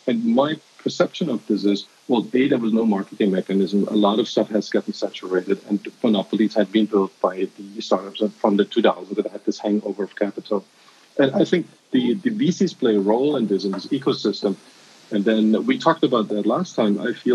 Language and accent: English; eastern Germany, Germany; moved away; I grew up in Eastern Germany